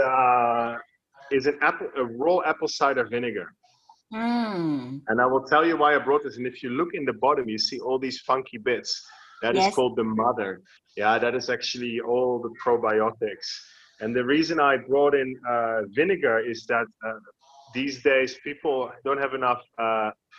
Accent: Netherlands; now in Bali, Indonesia; I was born in the Netherlands

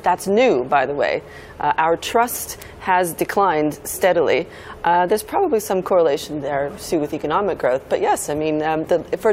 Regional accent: Silicon Valley, California, United States; moved away; I'm originally from the Silicon Valley

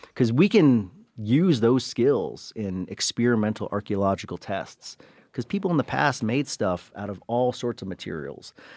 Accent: Cleveland, Ohio, United States; first language English; I was born in Cleveland

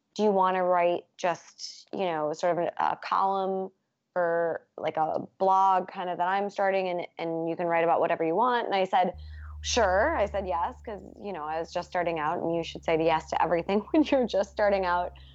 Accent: Midwest, United States; moved away as an adult; now in New York, United States; I'm from the Midwest originally

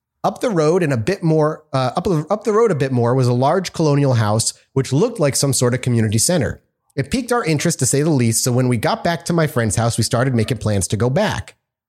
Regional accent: Pennsylvania, United States; I grew up around Monroe County in Northeast Pennsylvania, which has enough weirdness in and of itself.

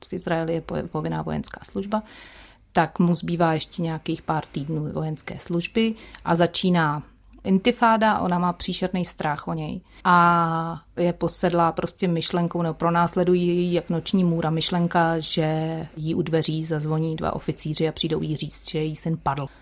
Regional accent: Czechia

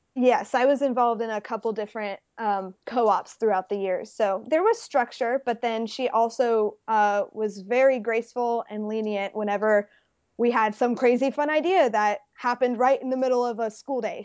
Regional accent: Baton Rouge, Louisiana, United States; born or raised there; also born or lived in Las Vegas, Nevada

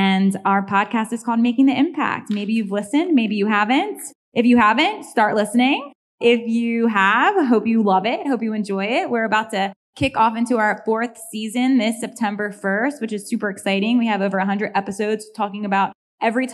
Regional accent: Maryland, United States; moved away; Julie and I are Marylanders, born and raised, but we don't live in Maryland anymore. But, you know, we grew up in Maryland

